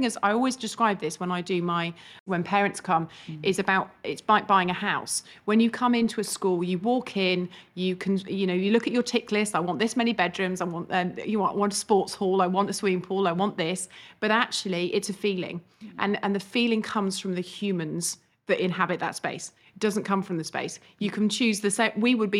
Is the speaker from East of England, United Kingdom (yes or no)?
yes; East of England, United Kingdom; I'm actually from Hertfordshire. I went to school in the local area, and two of my best friends came here.